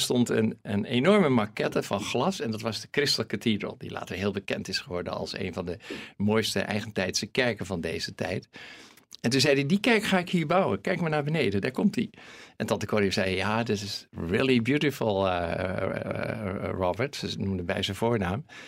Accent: Netherlands; accent: Hollands; mijn Hollandse accent

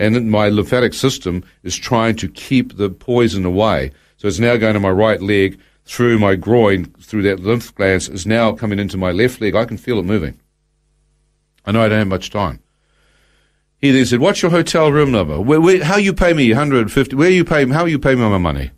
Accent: New Zealand; as a New Zealander

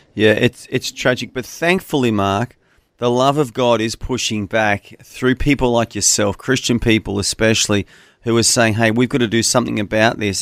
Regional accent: Australia; I'm an Australian

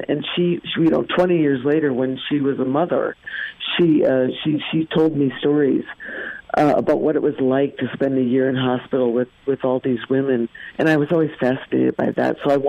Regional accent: Minnesota, United States; We're all originally from Minnesota.

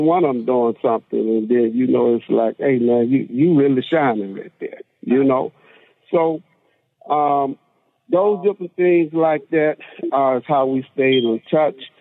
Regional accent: Monroe, Louisiana, United States; I'm from Monroe, Louisiana hometown. Uh, grew up same neighborhood, same school

